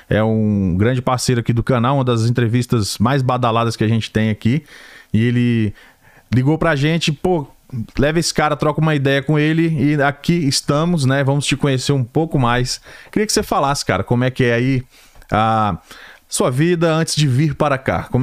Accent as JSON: {"language": "Portuguese", "town": "Recife", "region": "Pernambuco", "country": "Brazil", "moved": "yes", "lives_now": "Atlanta, United States", "said": "eu sou do Recife. Recife, Pernambuco."}